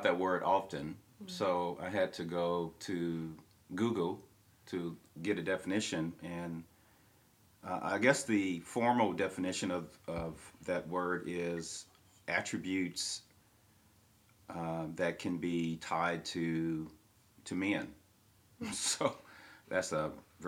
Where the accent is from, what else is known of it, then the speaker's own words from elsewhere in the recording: Kansas City, Missouri, United States; Kansas City, Missouri. That's where I was born and raised